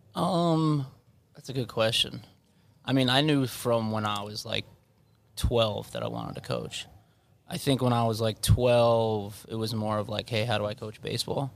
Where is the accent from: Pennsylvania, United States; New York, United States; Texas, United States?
New York, United States; Levittown; I grew up in Levittown.